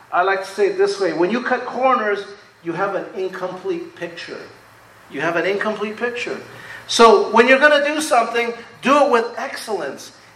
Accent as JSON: {"language": "English", "town": "Rutherford", "region": "California", "country": "United States", "tie": "born or raised there", "said": "And this was great growing up in Rutherford because we had country out there."}